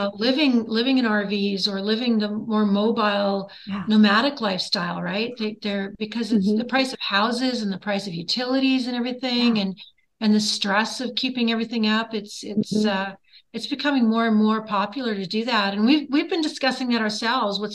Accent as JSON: {"language": "English", "area": "north shore of Lake Erie", "region": "Ontario", "country": "Canada", "tie": "born or raised there", "also_born_or_lived": "Nashville", "moved": "as an adult", "said": "grew up on the north shore of Lake Erie up here in Ontario, Canada"}